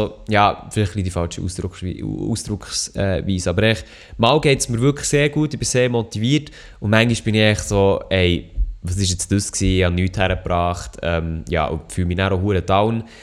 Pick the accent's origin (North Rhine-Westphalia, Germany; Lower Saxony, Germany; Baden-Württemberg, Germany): Baden-Württemberg, Germany; Freiburg; accent: Freiburg dialect; dass Milo mein Dialekt gerne hat, das hätte ja nicht anders können glauben Also, ja, Freiburger Dialekt